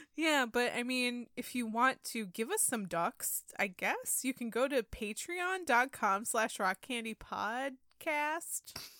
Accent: upstate New York, United States; born or raised there; moved away

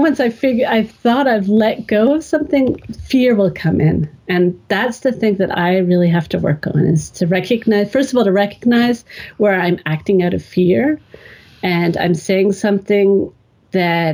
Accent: Canada; now in Germany; I grew up in Canada

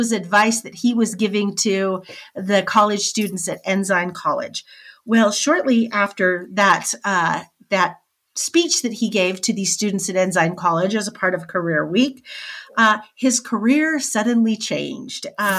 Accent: Nampa, Idaho, United States; in the town that I grew up in Nampa, we had a steak center there that was probably built in the 40s.

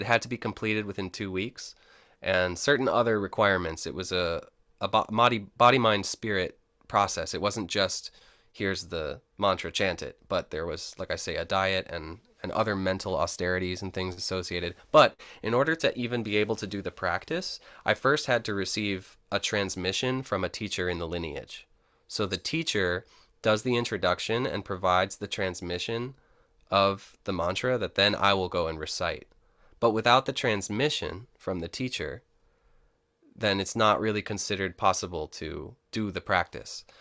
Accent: Rochester, New York, United States; I was born in Rochester, New York, upstate, and I grew up in the inner city

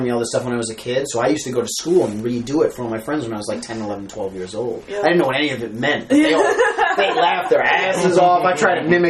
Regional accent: New York City, New York, United States; also born or lived in Stuyvesant Town; I'm born and raised in Manhattan.

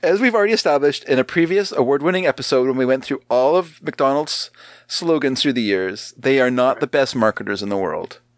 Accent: Canada; we are Canadian.

